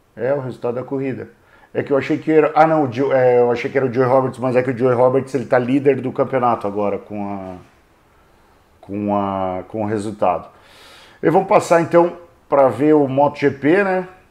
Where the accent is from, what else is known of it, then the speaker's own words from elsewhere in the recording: Brazil; eu sou brasileiro